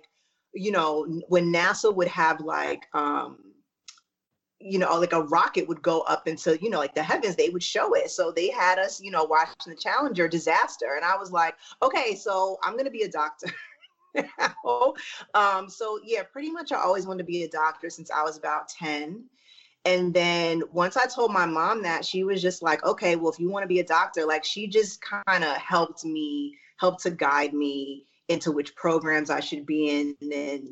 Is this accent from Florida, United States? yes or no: no; New York, United States; moved away as an adult; also born or lived in Texas / Syracuse; now in Los Angeles, United States; I'm originally from New York. I was born in Syracuse, and then we left to go to Texas. And I grew up in Texas and New York, like went back and forth until I was like 13. And then I moved